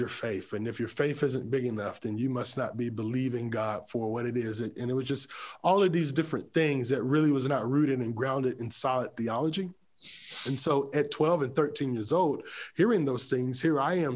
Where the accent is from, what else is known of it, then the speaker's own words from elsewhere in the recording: Creedmoor, North Carolina, United States; I grew up in a city called Creedmoor, North Carolina.